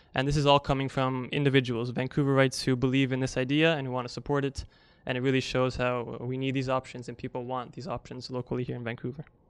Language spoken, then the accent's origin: English; Italy; moved away; I'm actually originally from Europe, from Italy